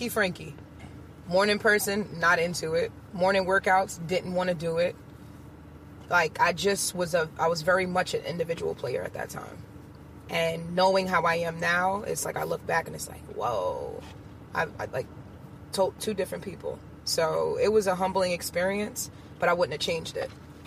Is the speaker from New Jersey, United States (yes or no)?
no; New York City, New York, United States; also born or lived in Long Island; I lived in Queens until I was about maybe 11. Moved out to Long Island.